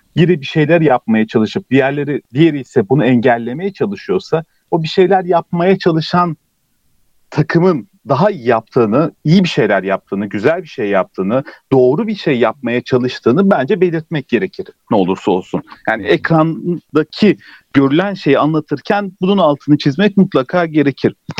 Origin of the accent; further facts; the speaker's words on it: Turkey; tam bu ülkede yaşıyorum, Türkiye'liyim, bu ülkeden, kökenlerim bu ülkeden.